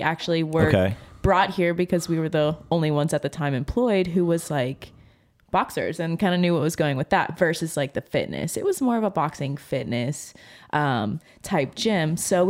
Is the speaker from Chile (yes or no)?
no; Ohio, United States; now in Lexington, United States; we came to Lexington from Ohio. It was 2018, I believe.